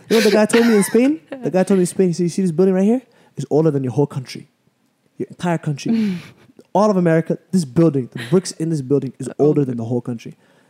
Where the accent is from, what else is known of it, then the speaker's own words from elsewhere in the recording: United States; I'm American.